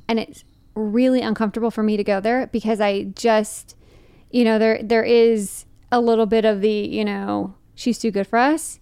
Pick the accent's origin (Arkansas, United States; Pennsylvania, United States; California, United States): California, United States; Fremont; moved away; growing up in Fremont, which is weird because it is just, like, twenty-five minutes out of, away from San Francisco